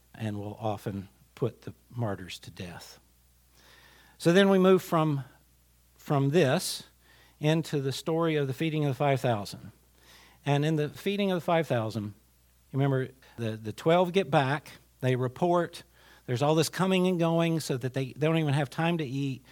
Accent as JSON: {"language": "English", "town": "Glade Spring", "region": "Virginia", "country": "United States", "tie": "born or raised there", "said": "I grew up in a village. I grew up in Glade Spring"}